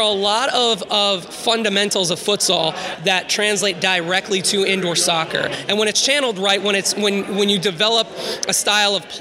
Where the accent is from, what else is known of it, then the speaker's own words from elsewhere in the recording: Tampa, Florida, United States; moved away; I'm from Tampa originally